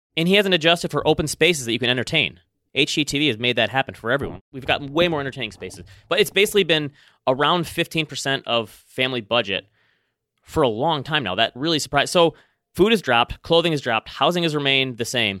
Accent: Traverse City, Michigan, United States; hometown of Traverse City, Michigan

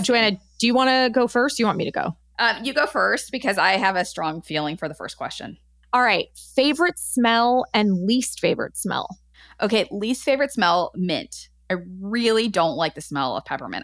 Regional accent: Los Angeles, California, United States; I grew up in Los Angeles.

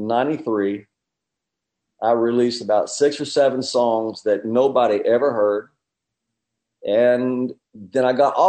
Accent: Knoxville, Tennessee, United States; Well, I grew up in East Tennessee. I grew up in the country outside of Knoxville.

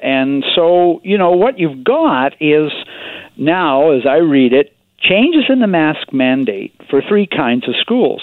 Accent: Victoria, British Columbia, Canada; my hometown newspaper here in Victoria

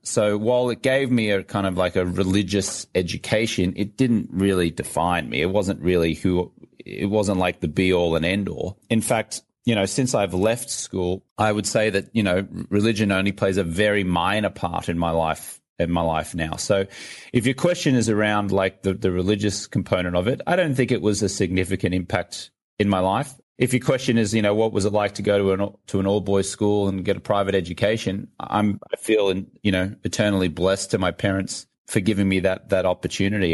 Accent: Brisbane, Queensland, Australia; moved away as an adult; also born or lived in London; now in Los Angeles, United States; I'm from Brisbane, Australia, but I was living in London at, at that time

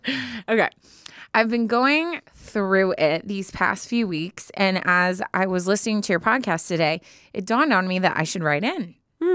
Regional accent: Chicago, Illinois, United States; also born or lived in Michigan; now in Boston, United States; I was born and raised in Chicago, but I've lived in Boston for the past 4 years for work after graduating college in Michigan in 2019.

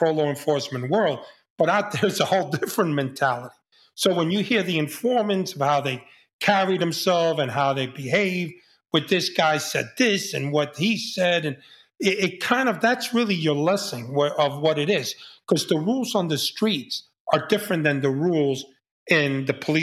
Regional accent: New York City, New York, United States; I was a kid from the Bronx

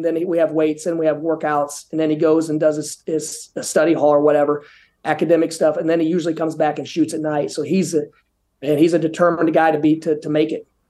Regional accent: Indiana, United States; moved away as an adult; now in Boca Raton, United States; growing up in Indiana

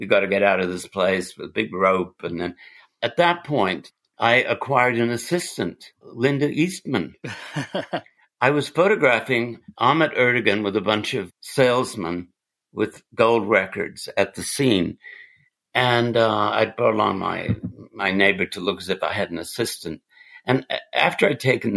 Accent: England, United Kingdom; moved away; I'm English

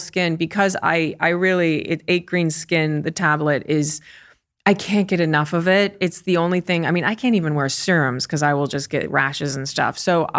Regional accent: United States; and I'm American, so I can say that.

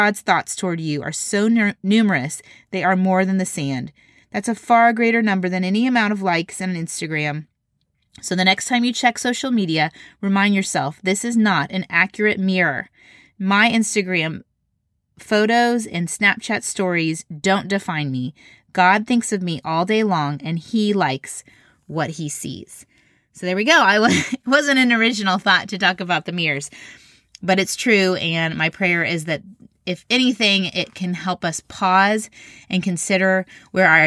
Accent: Indiana, United States; I grew up in Indiana

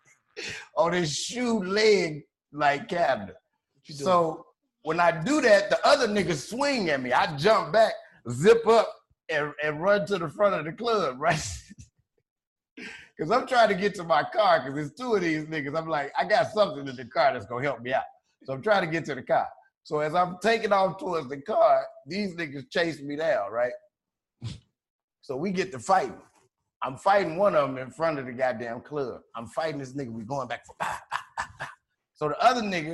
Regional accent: Chicago, Illinois, United States; I'm from Chicago

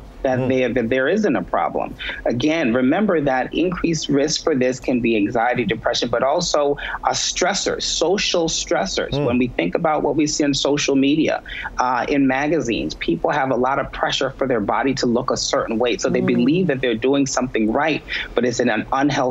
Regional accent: New York City, New York, United States; I'm from the Bronx, New York

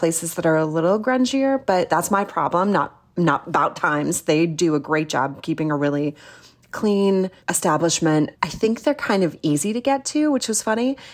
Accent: Midwest, United States; now in Salt Lake City, United States; I'm from the Midwest

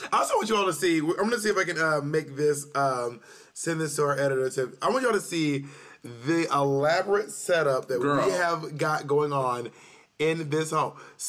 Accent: New York, United States; feels like as a New Yorker, I'm used to walking around.

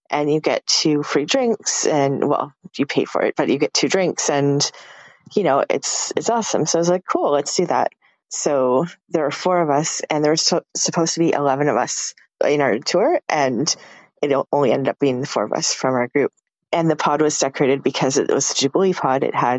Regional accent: Canada; I'm Canadian.

